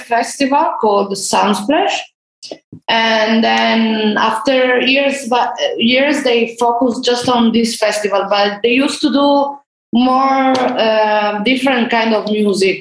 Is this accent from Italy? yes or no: yes; Italy; now in Spain; I'm from Italy, but I live in Spain here with the Rototom family